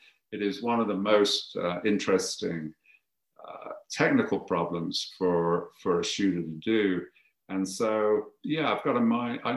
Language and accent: English; Birmingham, West Midlands, United Kingdom; I'm from Birmingham